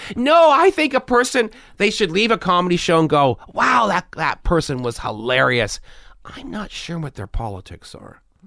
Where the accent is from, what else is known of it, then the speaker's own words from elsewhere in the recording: Canada; I'm Canadian.